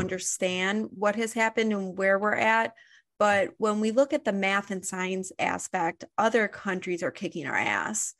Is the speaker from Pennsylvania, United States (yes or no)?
no; Highland Park, Illinois, United States; I grew up in Highland Park